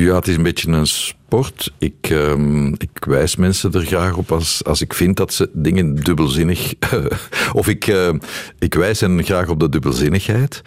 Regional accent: Brussels, Brussels-Capital Region, Belgium; accent: Brussels; dat Brussels accent, ja, ik ben Brusselaar.

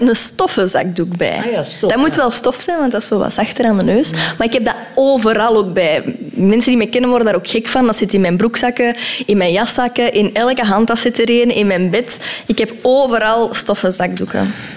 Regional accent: Herentals, Flanders, Belgium; ik kom uit de Kempen, uit Hertals, en het is daar toch zo schoon

